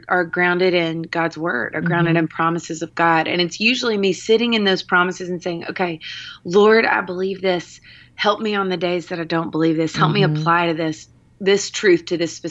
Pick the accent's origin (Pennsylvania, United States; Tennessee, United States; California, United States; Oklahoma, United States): Tennessee, United States; Nashville; I was born and raised right here in Nashville, Tennessee